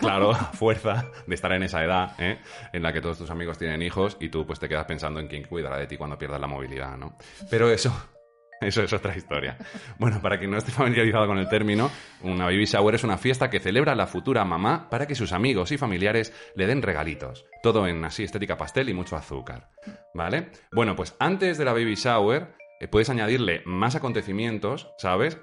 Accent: Spain; Somos muy españoles y muchos españoles nosotros

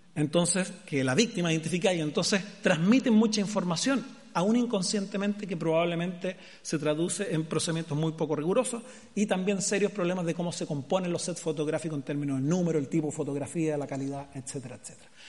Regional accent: Chile; mi país

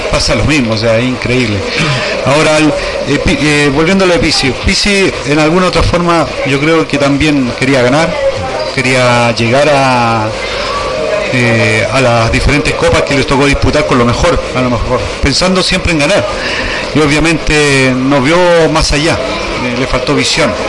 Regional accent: Chile; Yo te hablo como prensa y como a lo mejor como chileno también, como hincha de la selección

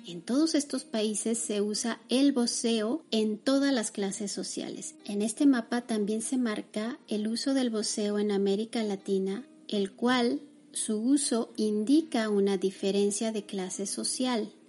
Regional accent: Mexico; en mi propio país

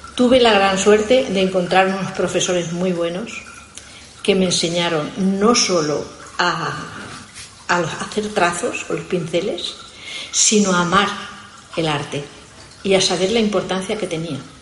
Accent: Spain; yo soy de Fuente Alvilla

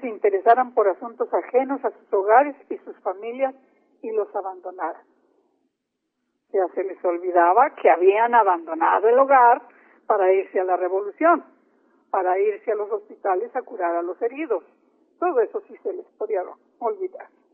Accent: Mexico; nuestra responsabilidad como mexicanos y mexicanas

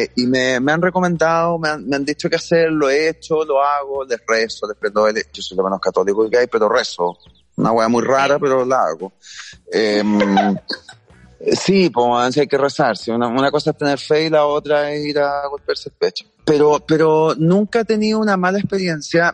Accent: Chile; soy súper poco chileno

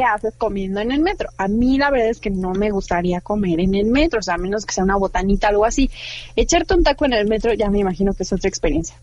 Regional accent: Mexico; como buena mexicana

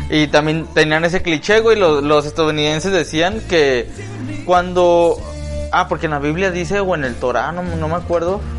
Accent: Guadalajara, Jalisco, Mexico; la historia de Chilango, uno como tapatío también le, teme, güey.

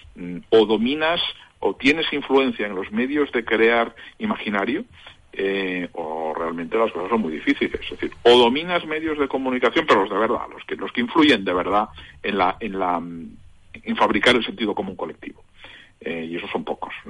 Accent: Catalonia, Spain; soy tan catalán como cualquier otro

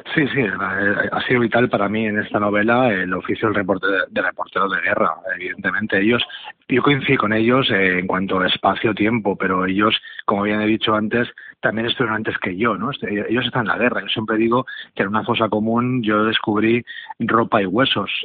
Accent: Catalonia, Spain; yo mismo soy catalán

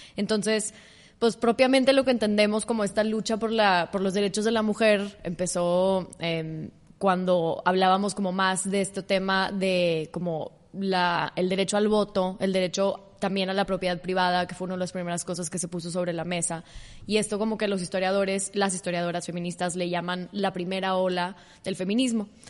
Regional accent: Mexico; soy una mujer mexicana

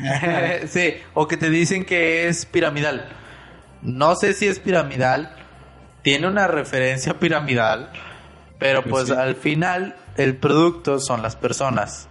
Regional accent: Monterrey, Nuevo León, Mexico; yo soy de Monterrey

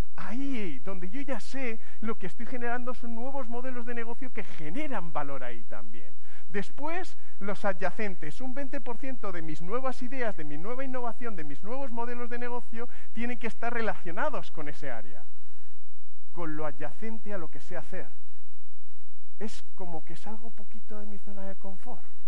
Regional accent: Madrid, Community of Madrid, Spain; yo soy de Madrid

